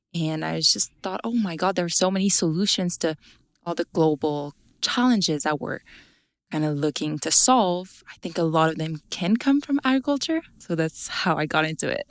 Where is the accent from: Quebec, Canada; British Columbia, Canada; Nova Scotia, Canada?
Quebec, Canada; Abitibi; I'm from Abitibi in Quebec